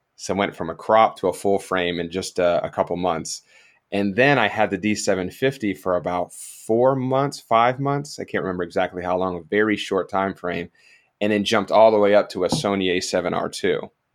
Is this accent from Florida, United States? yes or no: yes; South Florida, United States; also born or lived in Georgia; I'm originally from South Florida as well